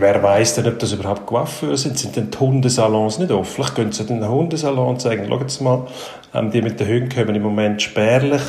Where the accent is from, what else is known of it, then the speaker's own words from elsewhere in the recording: Switzerland; bei uns in der Schweiz